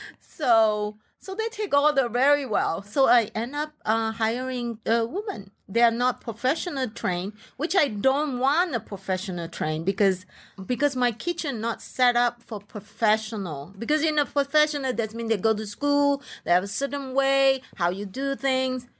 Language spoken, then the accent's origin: English; Malaysia; English is a second language; moved away; as a Malaysian, Chinese